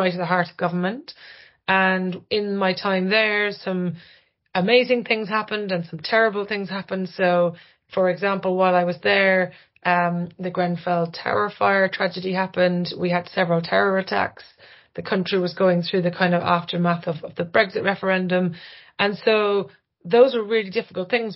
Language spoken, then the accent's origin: English; Ireland; moved away; I'm Irish